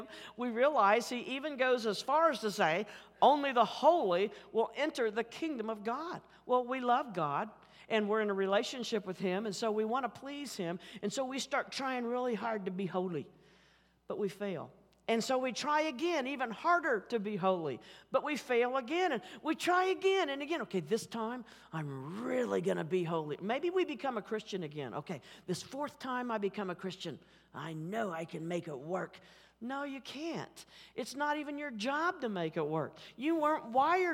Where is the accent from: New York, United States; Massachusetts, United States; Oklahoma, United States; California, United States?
Oklahoma, United States; Oklahoma City; accent: Oklahoma City; my Oklahoma City accent